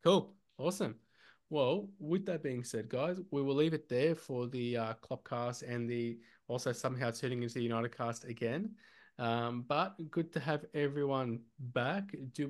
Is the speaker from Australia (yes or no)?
yes; Australia; born or raised there